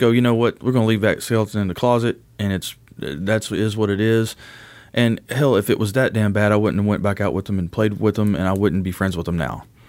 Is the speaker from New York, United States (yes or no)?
no; Owensboro, Kentucky, United States; also born or lived in Utica, Kentucky; originally born and raised in Owensboro, Kentucky